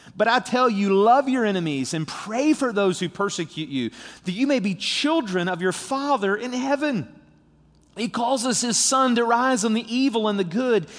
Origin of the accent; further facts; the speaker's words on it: St. Albans, West Virginia, United States; also born or lived in Charleston, West Virginia; I was born in Charleston. I live in Saint Albans, West Virginia